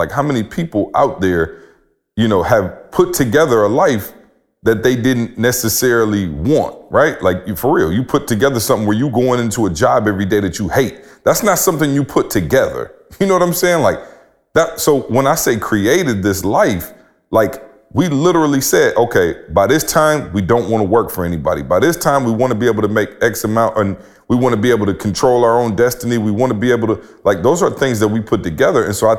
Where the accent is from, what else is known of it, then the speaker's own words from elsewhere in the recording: Midwest, United States; And so where I'm from, I'm going to just be real. Like, I'm from the Midwest.